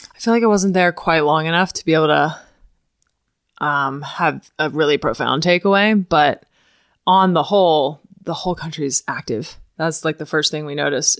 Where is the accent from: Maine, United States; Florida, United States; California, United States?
Florida, United States; Ocala; I grew up here in Ocala